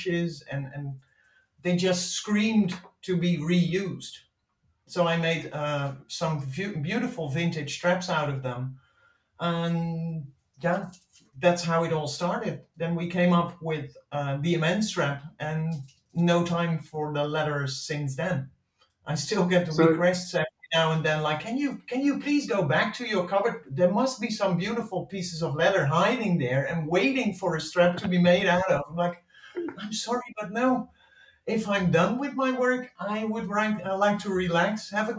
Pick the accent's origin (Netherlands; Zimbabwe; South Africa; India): Netherlands; English is a second language; moved away as an adult; now in Spain; I'm from Holland. You probably can tell by my terrible accent. I've lived there for a big part of my life